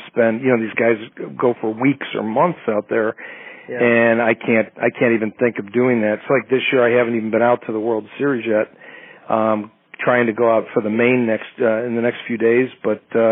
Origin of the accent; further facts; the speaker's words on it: Wheaton, Illinois, United States; also born or lived in Winfield, Illinois; I grew up here in Wheaton, Illinois, which is right next to Winfield